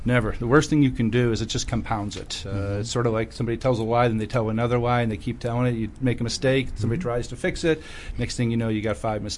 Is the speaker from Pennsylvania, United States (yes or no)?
yes; Scranton, Pennsylvania, United States; I'm from Scranton, Pennsylvania.